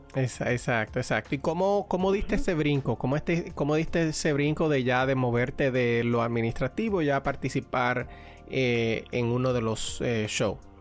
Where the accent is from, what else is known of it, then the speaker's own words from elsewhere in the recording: Dominican Republic; now in Pennsylvania, United States; como buen dominicano